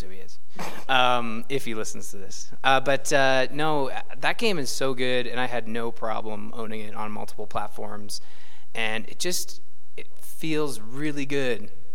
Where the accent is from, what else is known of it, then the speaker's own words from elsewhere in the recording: Canada; we're Canadian